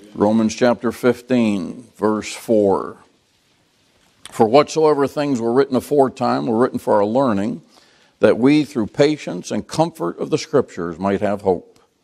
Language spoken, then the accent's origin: English; United States; American Christians